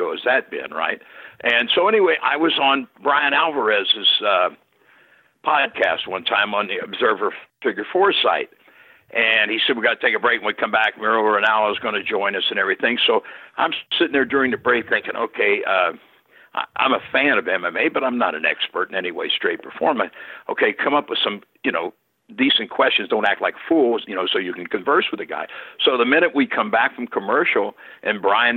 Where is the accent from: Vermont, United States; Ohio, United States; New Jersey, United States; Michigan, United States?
Ohio, United States; Cincinnati; Cincinnati, my hometown